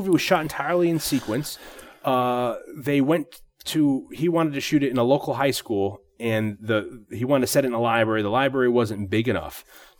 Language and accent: English; Connecticut, United States; the elementary and high schools and middle schools that I grew up in Connecticut